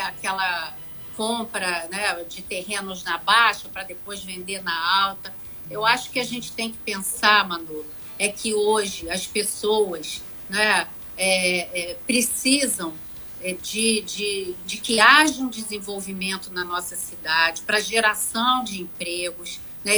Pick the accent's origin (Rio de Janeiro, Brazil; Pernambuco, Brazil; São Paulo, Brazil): Rio de Janeiro, Brazil; Angra dos Reis; eu sou de Angra, eu quero preservar a minha cidade